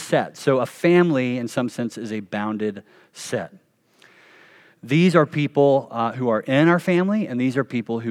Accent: the South, United States; I grew up Baptist in the South

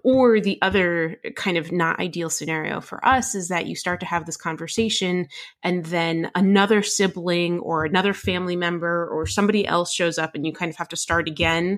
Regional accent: New Jersey, United States; I grew up in New Jersey

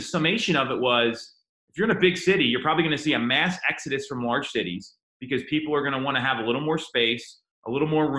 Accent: Phoenixville, Pennsylvania, United States; Phoenixville, I grew up right outside Phoenixville

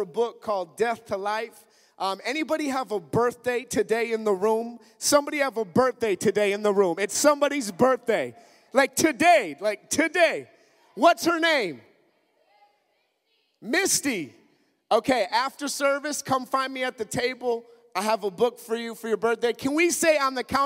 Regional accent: Minnesota, United States; I'm from Minnesota, up in the north

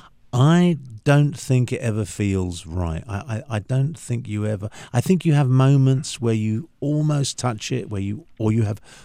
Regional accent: London, United Kingdom; moved away; I grew up born and raised, you know, born, bred and buttered in London, in the UK, and that was home for many, many years.

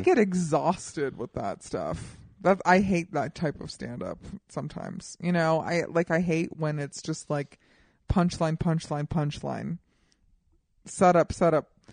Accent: Colorado, United States; now in Los Angeles, United States; I am from Colorado

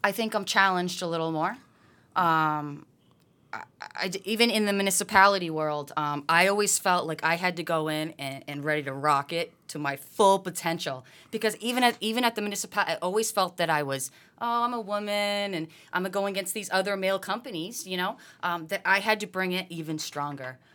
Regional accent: Massachusetts, United States; born and raised in Mass.

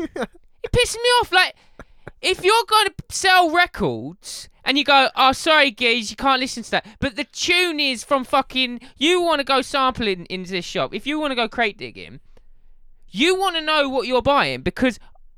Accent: Essex, East of England, United Kingdom; I am from Essex. Big up the Essex gang, big up the East London gang.

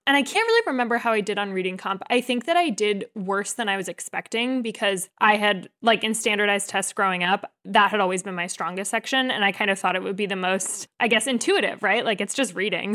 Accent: New Jersey, United States; moved away as an adult; also born or lived in Maine; I am born and raised in New Jersey, North Jersey, about thirty minutes outside of New York City

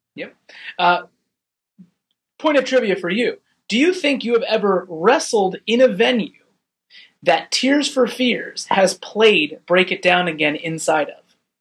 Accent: United States; an American

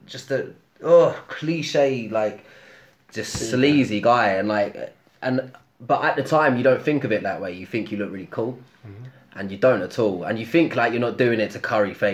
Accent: London, United Kingdom; I grew up in Haringey

